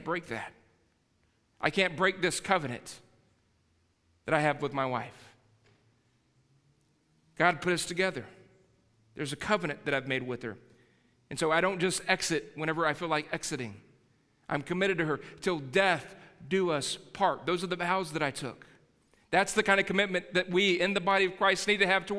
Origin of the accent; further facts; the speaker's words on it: Texas, United States; I'm a Texan